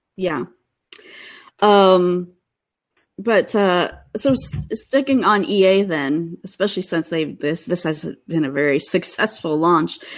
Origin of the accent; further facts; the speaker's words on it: Cleveland, Ohio, United States; now in Seattle, United States; I grew up outside of Cleveland